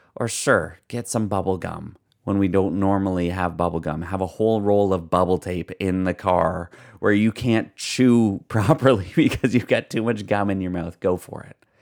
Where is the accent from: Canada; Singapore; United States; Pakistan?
Canada; we're from Canada